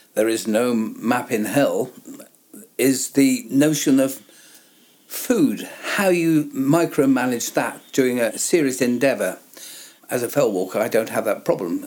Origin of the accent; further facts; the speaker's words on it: the south of England, United Kingdom; a southern lad like I am